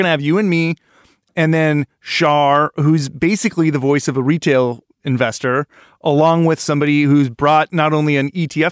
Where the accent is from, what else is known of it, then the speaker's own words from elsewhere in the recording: Oregon, United States; We're from Oregon originally